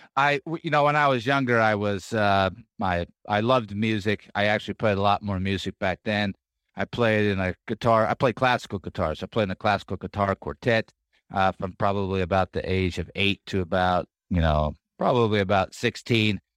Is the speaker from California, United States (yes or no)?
yes; California, United States; moved away as an adult; now in Dallas, United States; I grew up in California